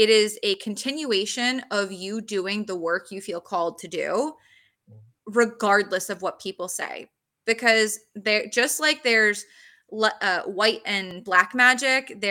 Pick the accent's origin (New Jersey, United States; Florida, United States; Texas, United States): New Jersey, United States; I'm from Jersey